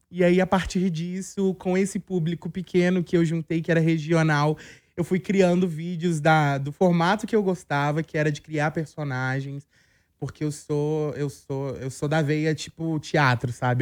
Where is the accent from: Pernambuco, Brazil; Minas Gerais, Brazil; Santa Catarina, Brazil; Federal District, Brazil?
Minas Gerais, Brazil; Belo Horizonte; eu sou de Belo Horizonte